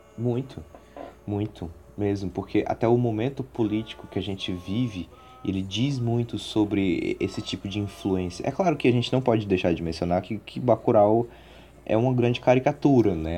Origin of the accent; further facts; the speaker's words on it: Ceará, Brazil; somos cearenses